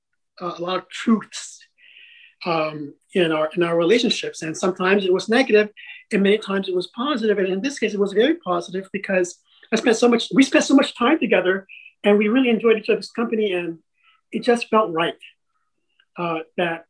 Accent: Vallejo, California, United States; also born or lived in Quezon City, Philippines / Ilocos region, Philippines; we set up camp in Vallejo, California. And that's where I spent the rest of my childhood and adolescence.

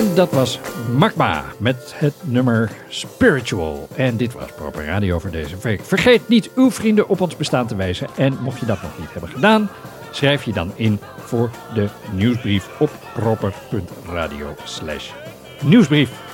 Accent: Amsterdam, North Holland, Netherlands; wij als Amsterdammers

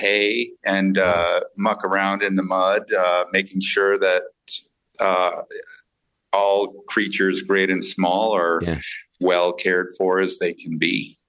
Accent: Los Angeles, California, United States; also born or lived in Inglewood, California; now in New Orleans, United States; But I grew up in the San Fernando Valley. In the West Valley, which is a place now called West Hills.

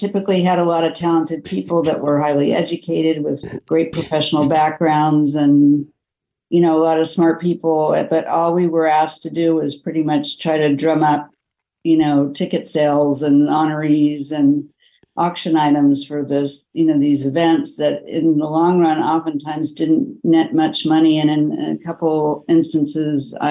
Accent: Kansas City, United States; I grew up in Kansas City with a family that was very focused on giving back.

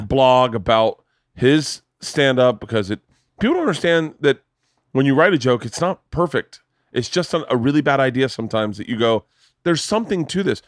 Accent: Tampa, Florida, United States; moved away; I grew up in Florida in the seventies, eighties.

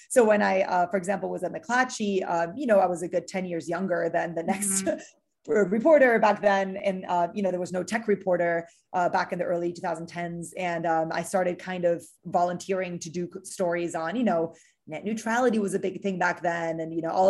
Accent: Miami, Florida, United States; also born or lived in Chile / Mexico City, Mexico / Germany; I'm originally uh, from Miami. Uh, I was born in South America in, in Chile, but uh, my parents from Uruguay, and I grew up all over the place in Mexico City and in Germany before moving to Miami.

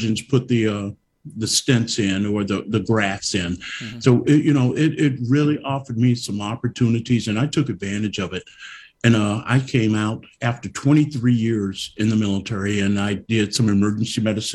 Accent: Amherst County, Virginia, United States; I grew up with my great grandfather, and his mother was a slave in Amherst County, Virginia. And I grew up on a farm

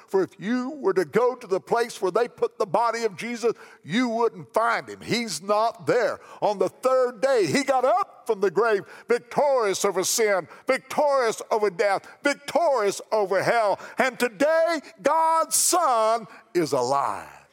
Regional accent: McLeansboro, Illinois, United States; my hometown, McLeansboro, Illinois

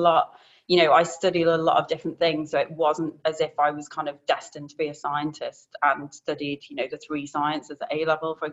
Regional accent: Isle of Man; also born or lived in Cyprus / Leeds; I was born in the Isle of Man, but my parents were living in Cyprus at the time. So when I was 10 days old, I went back to live in Cyprus with the family there and then lived in Cyprus, grew up in Cyprus, had a great childhood there until I was 10 and then moved back to the island to be closer to my mum's family. So went through secondary education on the Isle of Man

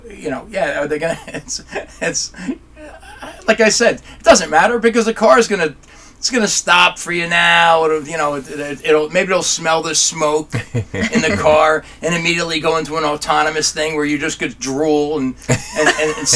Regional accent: New Jersey, United States; I'm an Italian from New Jersey

